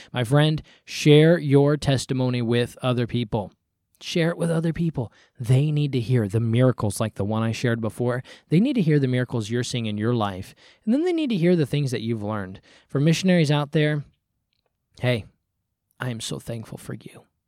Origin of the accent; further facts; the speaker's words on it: United States; I'm an American